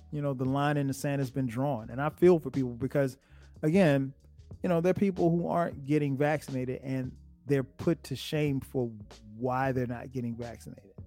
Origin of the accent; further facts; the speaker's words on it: Florence, South Carolina, United States; in Florence, South Carolina, in my hometown